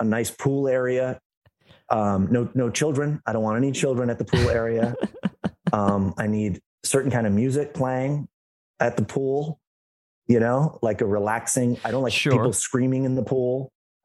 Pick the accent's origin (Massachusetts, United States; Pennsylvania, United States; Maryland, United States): Massachusetts, United States; an hour outside of Boston; I'm from Massachusetts, an hour outside of Boston